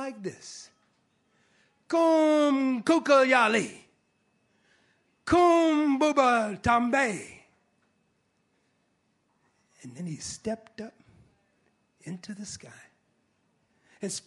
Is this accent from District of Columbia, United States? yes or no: yes; Washington, District of Columbia, United States; born or raised there